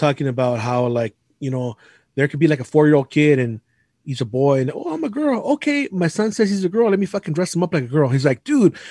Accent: San Gabriel, California, United States; also born or lived in Alhambra, California; Right now I currently live in Alhambra, but I grew up in San Gabriel

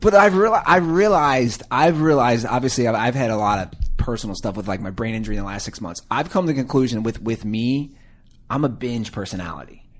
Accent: Cincinnati, Ohio, United States; I'm from Cincinnati

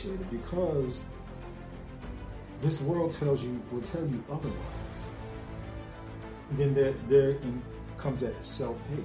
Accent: New York City, New York, United States; I recall growing up, say about the age of around 5 or 6, growing up in the Bronx, New York

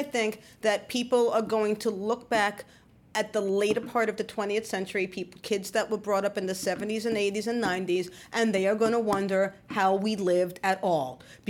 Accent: New York City, New York, United States; I grew up in the Bronx, not in the South Bronx, which was mostly burning at the time when I was a child, but it was not bucolic

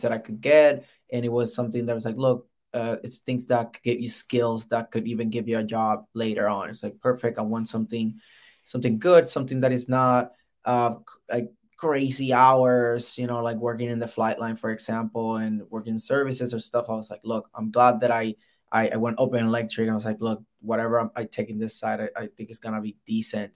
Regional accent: Puerto Rico; moved away as an adult; So I'm originally from Puerto Rico. I got recruited with the Air Force directly from the island.

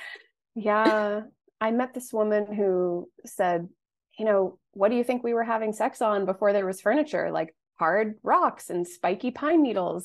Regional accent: United States; growing up in the United States

